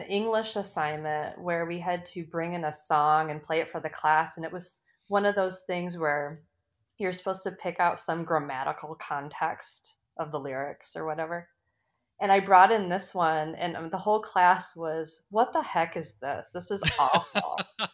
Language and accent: English; Michigan, United States; now in Minneapolis, United States; I'm from Michigan